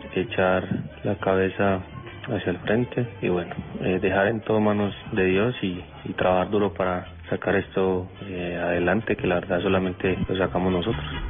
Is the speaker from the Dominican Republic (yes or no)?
no; Colombia; moved away; como colombianos, porque la verdad somos colombianos